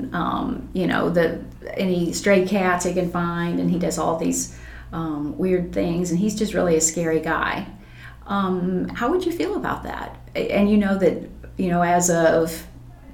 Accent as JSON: {"language": "English", "area": "Taney County", "region": "Missouri", "country": "United States", "tie": "born or raised there", "said": "growing up in Taney County, my father hunted"}